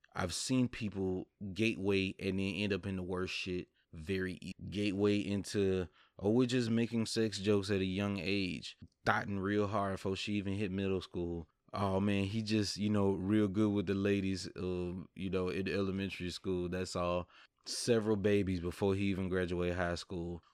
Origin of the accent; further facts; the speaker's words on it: the South, United States; I'm from the South